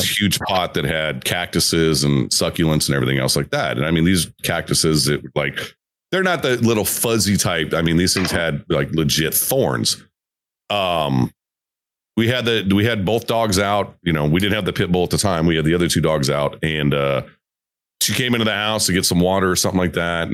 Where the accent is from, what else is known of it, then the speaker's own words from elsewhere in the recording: Arizona, United States; I grew up in Arizona